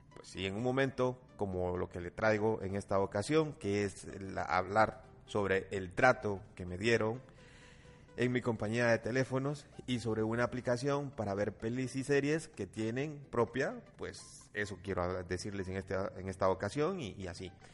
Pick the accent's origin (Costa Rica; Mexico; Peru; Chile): Costa Rica; No crean que Costa Rica vivimos tan atrás